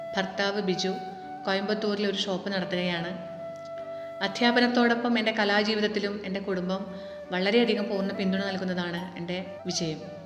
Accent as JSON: {"language": "Malayalam", "town": "Cherpulassery", "region": "Kerala", "country": "India", "tie": "born or raised there", "said": "ചെർപ്പുളശ്ശേരിയിലാണ് ഞാൻ ജനിച്ചതും വളർന്നതും ഇപ്പോൾ താമസിക്കുന്നതും"}